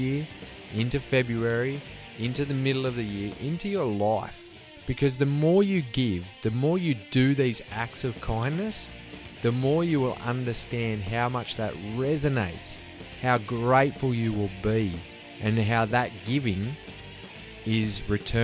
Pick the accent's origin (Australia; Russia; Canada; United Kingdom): Australia; now in Sweden; growing up in Australia